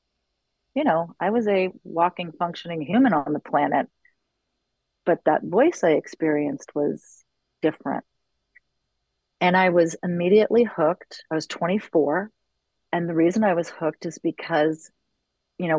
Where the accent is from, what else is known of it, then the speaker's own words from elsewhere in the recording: New York City, New York, United States; moved away as an adult; now in Los Angeles, United States; I was born and raised in New York City, in the city, in the West Village.